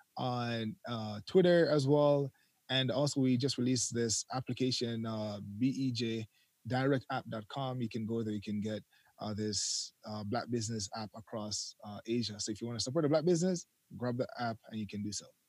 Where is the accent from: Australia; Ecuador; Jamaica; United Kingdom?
Jamaica; also born or lived in Canada; now in Japan; I was born in Jamaica, grew up in Jamaica, left for Canada